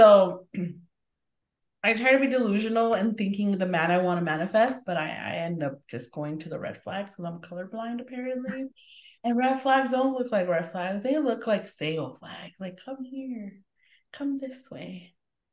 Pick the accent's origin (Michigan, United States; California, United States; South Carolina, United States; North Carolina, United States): California, United States; East Los Angeles; I feel like we're from East LA technically. Like technically.